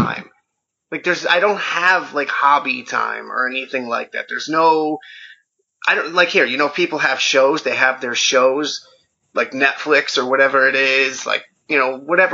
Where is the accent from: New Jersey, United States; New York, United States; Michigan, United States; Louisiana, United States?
New Jersey, United States; I grew up in New Jersey